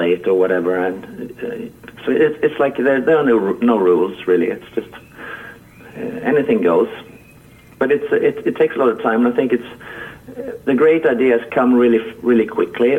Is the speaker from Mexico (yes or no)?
no; Halmstad, Halland County, Sweden; my my hometown Halmstad, where I'm uh, where I am at the moment